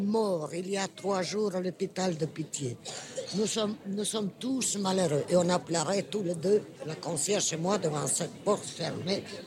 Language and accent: French; Russia; moved away; also born or lived in Italy; chez nous, en Russie, on apprend à aimer les vieillards et les enfants.